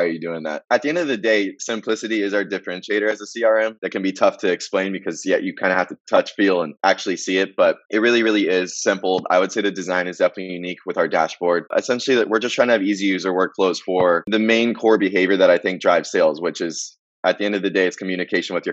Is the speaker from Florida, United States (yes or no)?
no; Marietta, Georgia, United States; moved away as an adult; I grew up in Marietta, Georgia, just north of the city of Atlanta, pretty much my whole life